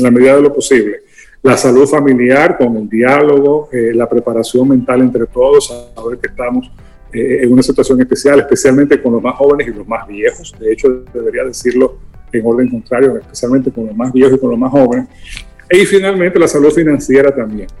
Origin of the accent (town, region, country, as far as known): Dominican Republic